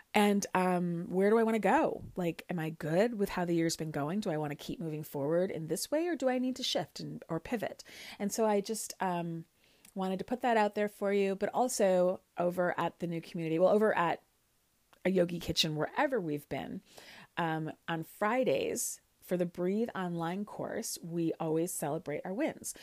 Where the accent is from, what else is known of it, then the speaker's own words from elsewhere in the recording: Chicago, Illinois, United States; moved away as an adult; also born or lived in Kansas / Michigan; now in New York City, United States; I, I grew up in Chicago, Illinois, um, in Lincoln Park, Lakeview area.